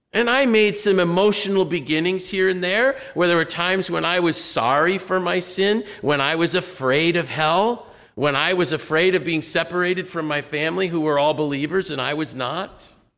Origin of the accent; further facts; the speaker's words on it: United States; I was blessed to be able to be raised in this nation